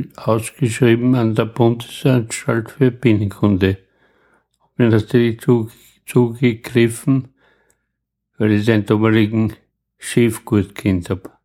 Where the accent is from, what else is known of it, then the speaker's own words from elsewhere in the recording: Lunz am See, Lower Austria, Austria; ich bin ja gebürtiger Lunzer